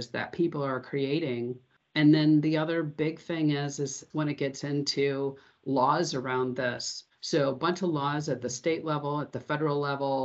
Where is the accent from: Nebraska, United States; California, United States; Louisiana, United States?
California, United States; Santa Rosa; my hometown here of Santa Rosa in Sonoma